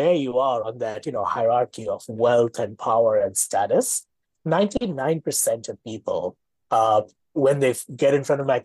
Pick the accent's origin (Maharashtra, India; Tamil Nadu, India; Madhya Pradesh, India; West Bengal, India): Maharashtra, India; Mumbai; moved away as an adult; now in Toronto, Canada; It's the apartment I grew up in Mumbai